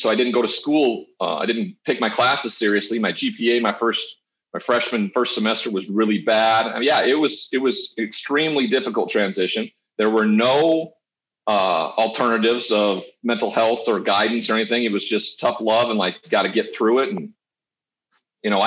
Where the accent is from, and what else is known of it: Montana, United States; born or raised there; moved away